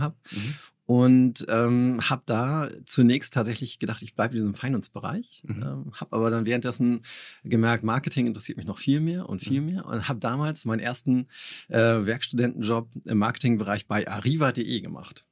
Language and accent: German; Kiel, Schleswig-Holstein, Germany; ich bin Kieler Jung